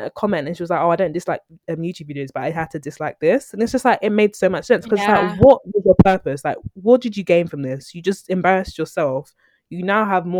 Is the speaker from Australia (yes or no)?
no; Nigeria; me, as a Nigerian